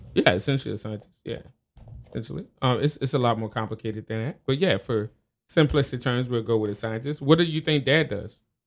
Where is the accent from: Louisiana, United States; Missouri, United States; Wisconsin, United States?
Louisiana, United States; New Orleans; born or raised there; now in Tacoma, United States